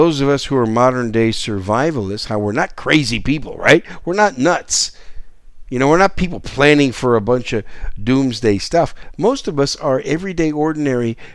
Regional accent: Wisconsin, United States; moved away; When I grew up as a kid in Wisconsin, a teenage kid and a young adult in Wisconsin

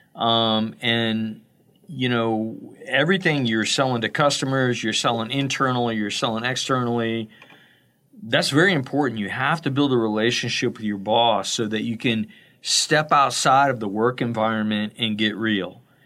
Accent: Florida, United States; I'm from Florida

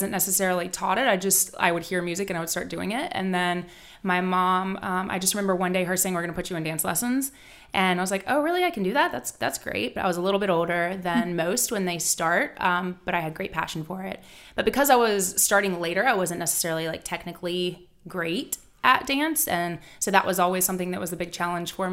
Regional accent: Charlotte, North Carolina, United States; I actually I am from Charlotte. I, I grew up. Um, born and raised here, which doesn't happen very much.

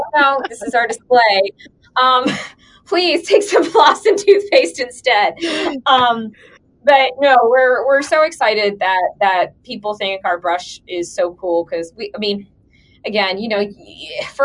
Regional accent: Atlanta, Georgia, United States; moved away as an adult; also born or lived in Bloomington, Indiana; now in Columbus, United States; originally I'm from Atlanta

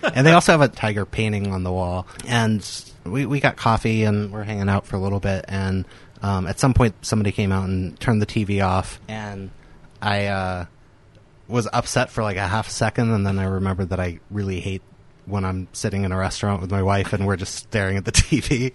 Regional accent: the South, United States; moved away; I grew up in the South.

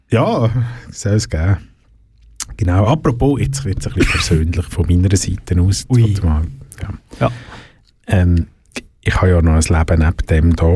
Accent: Switzerland

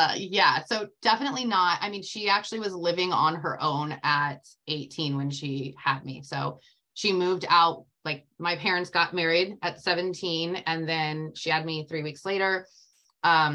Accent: Tampa, Florida, United States; I am from Tampa, Florida, and that is where I was born and raised my entire life.

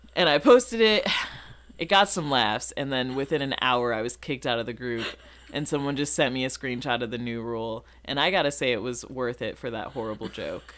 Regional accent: Rockford, Illinois, United States; also born or lived in Massachusetts; now in Chicago, United States; I'm from Rockford, Illinois.

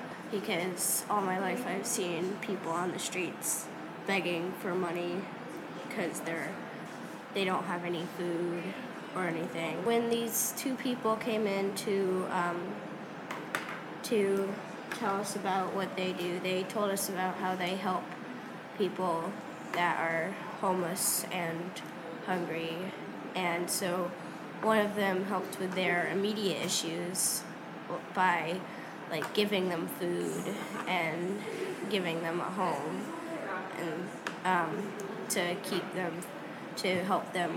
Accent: New York, United States; as a New Yorker

